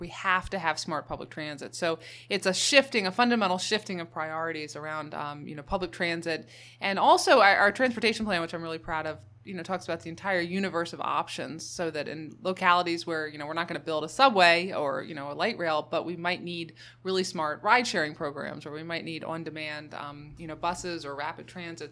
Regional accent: Baltimore, Maryland, United States; I was born and raised in Baltimore City and have lived there as an adult

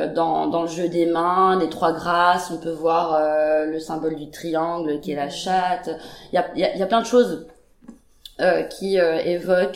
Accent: Paris, Île-de-France, France; born or raised there; moved away

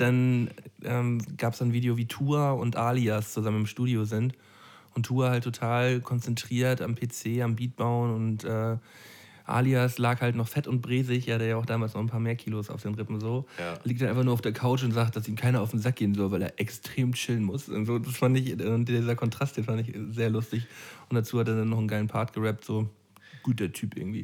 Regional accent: Flensburg, Schleswig-Holstein, Germany; moved away; im Urlaub in Flensburg, also in meiner Heimat

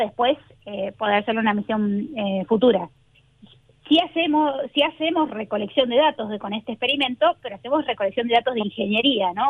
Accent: Argentina; moved away as an adult; also born or lived in New Jersey, United States; now in Los Angeles, United States; yo me fui eh, de Argentina a los 19 años. Me vine acá de Estados Unidos el día que cumplí 19 a empezar mi carrera universitaria acá

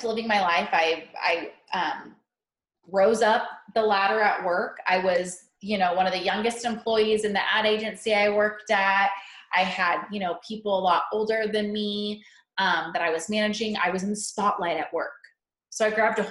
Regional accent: Central California, United States; moved away as an adult; also born or lived in Missouri; I was born and raised in Central California. And I moved to Missouri for college

